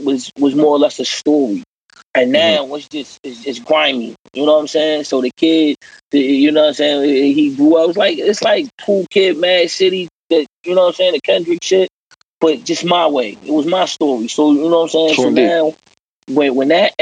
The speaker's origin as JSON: {"language": "English", "town": "Baltimore", "region": "Maryland", "country": "United States", "tie": "born or raised there", "said": "I'm born and raised in East Baltimore"}